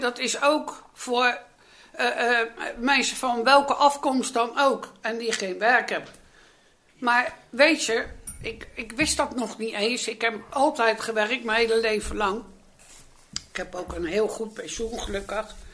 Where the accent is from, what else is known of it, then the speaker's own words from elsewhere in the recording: The Hague, South Holland, Netherlands; ik ben in die wijk dus, nogmaals, geboren en getogen